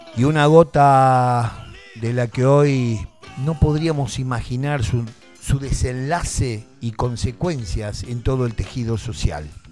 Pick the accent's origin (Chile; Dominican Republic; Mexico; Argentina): Argentina; also born or lived in Tandil; Los argentinos estamos sometidos